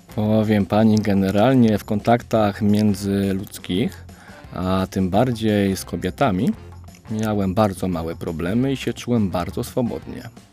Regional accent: Oświęcim, Lesser Poland, Poland; mam 29 lat i pochodzę z Oświęcimia

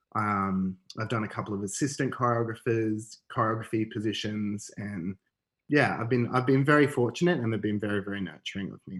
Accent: Canberra, Australian Capital Territory, Australia; I grew up in Canberra actually

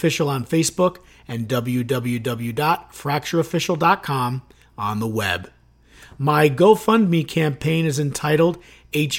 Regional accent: Chicago, Illinois, United States; moved away; I'm from Chicago originally

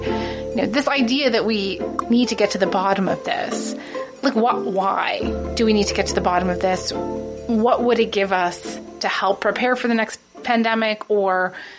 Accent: Toronto, Ontario, Canada; I'm from Toronto.

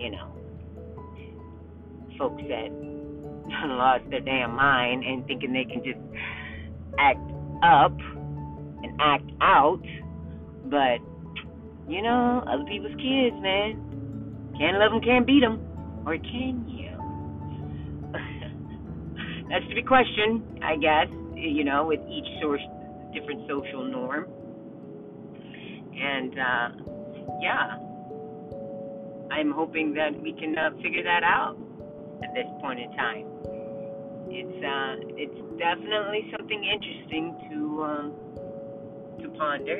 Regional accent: Kansas, United States; moved away; I grew up in Kansas

